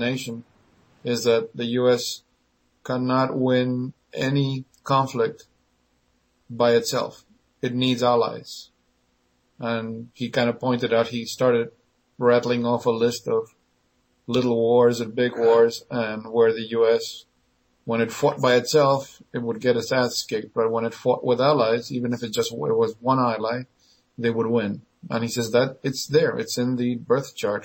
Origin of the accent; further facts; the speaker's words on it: Argentina; moved away; I was born and raised in Argentina